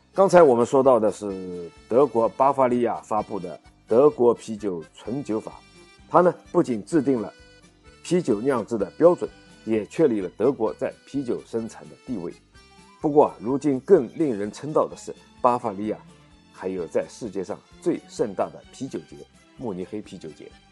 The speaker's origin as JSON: {"language": "Chinese", "country": "China", "said": "我们中国人"}